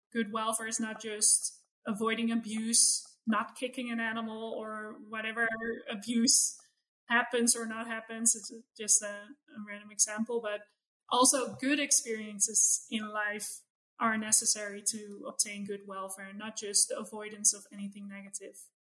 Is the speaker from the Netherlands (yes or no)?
yes; Netherlands; moved away; I grew up in in the Netherlands, but sort of in suburbia